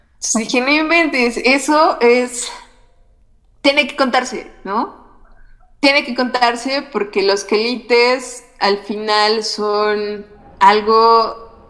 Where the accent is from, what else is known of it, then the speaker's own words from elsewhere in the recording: Otomí area, Mexico; soy otomí